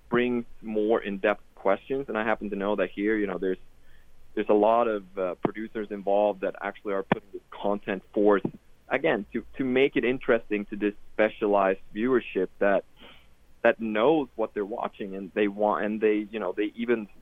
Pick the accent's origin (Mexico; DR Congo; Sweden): Sweden; I'm European myself. I grew up in Sweden, and I always had betting around me